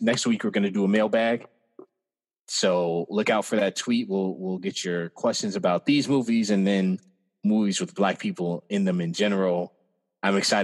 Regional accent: Cape Girardeau, Missouri, United States; my hometown, or in the town I was born in, Cape Girardeau, Missouri

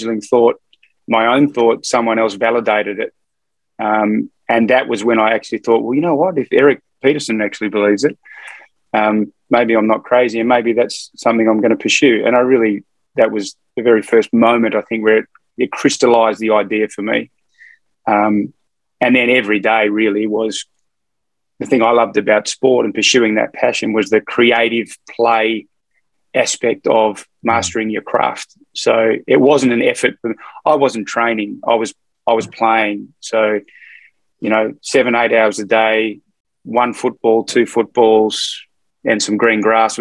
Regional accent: Fremantle, Western Australia, Australia; also born or lived in Melbourne; now in Northern New South Wales, Australia; I grew up in Hamilton Hill, which is a suburb sort of in south of Fremantle in Western Australia.

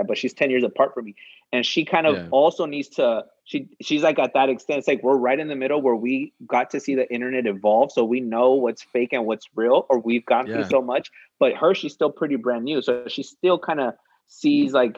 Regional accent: Wilmington, California, United States; we grew up in Wilmington, so it wasn't like a middle class, it wasn't PV

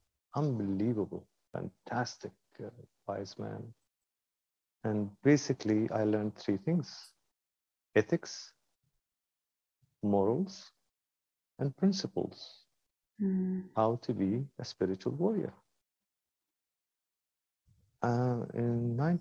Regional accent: Kuwait; moved away as an adult; also born or lived in London, United Kingdom; I was born in Kuwait

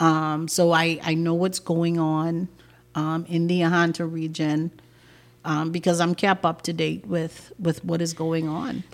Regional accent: Cat Island, Bahamas; I'm from Cat Island

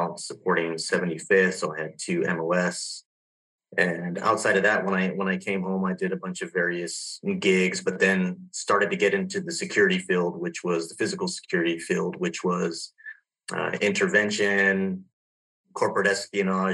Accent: Southern California, United States; also born or lived in Los Angeles, California; grew up in Southern California, a small town. I was born in Los Angeles and raised there for about 7 years

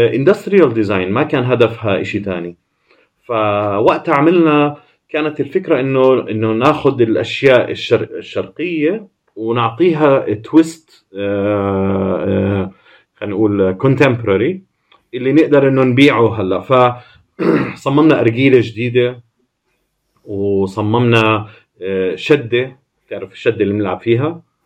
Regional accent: Jordan; moved away as an adult; also born or lived in Amman / United States / Milan; احنا من الاردن

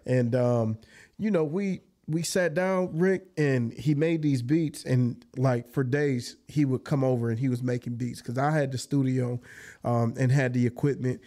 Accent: Jackson, Michigan, United States; also born or lived in Georgia; young adult, young childhood all the way into adult years was spent on the south side of Jackson.

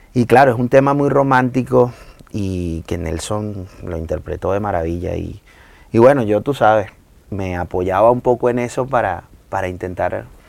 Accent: Maracay, Aragua, Venezuela; now in Valencia, Spain; Yo soy de Maracay

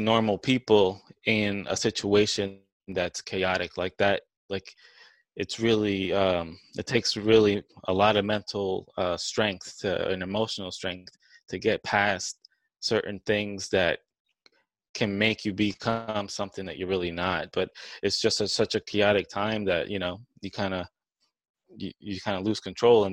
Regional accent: New Orleans, Louisiana, United States; now in Dallas, United States; I'm from New Orleans

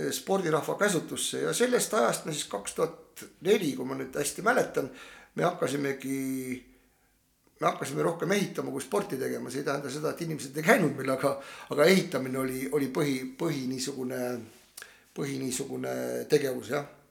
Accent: Tapa, Lääne-Viru County, Estonia; moved away as an adult; also born or lived in Tallinn; ma olen sündinud Nõukogude Liidus, nagu Kaisa ütles ja äh, Ageri külas metsade vahel lõpetanud, äh, lõpetanud äh, rida koole. Nende hulgas ka Tapa esimese keskkooli

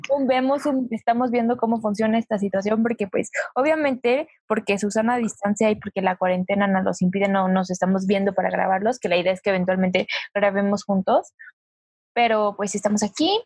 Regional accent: Mexico City, Mexico; also born or lived in Zumpango; Yo soy de, aquí de la CDMX. Viví ahí tres años nada más

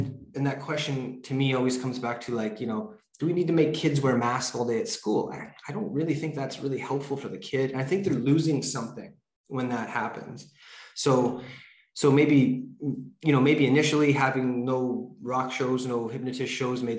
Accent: Vancouver Island, British Columbia, Canada; I grew up on Vancouver Island

